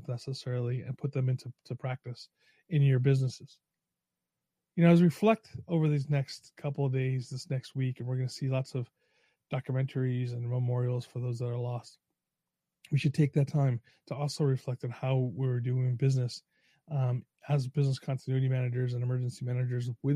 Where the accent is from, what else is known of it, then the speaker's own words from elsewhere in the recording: New York, United States; moved away; also born or lived in Long Island; I'm from New York originally, lived on Long Island and upstate.